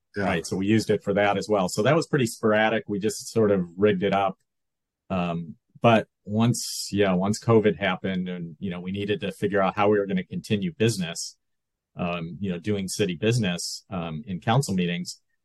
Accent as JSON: {"language": "English", "town": "Rochester", "region": "New York", "country": "United States", "tie": "born or raised there", "also_born_or_lived": "Buffalo, New York / Fairport, New York", "moved": "as an adult", "lives_now": "Santa Barbara, United States", "said": "i was um, born in in western new york grew up in western new york uh, spent spent some time in buffalo and then my family moved to rochester which is 90 miles east or or so um, so I grew up there, went to high school in Rochester"}